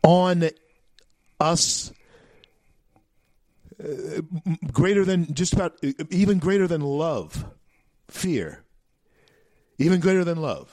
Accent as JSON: {"language": "English", "region": "Louisiana", "country": "United States", "tie": "born or raised there", "moved": "yes", "said": "my home state of Louisiana"}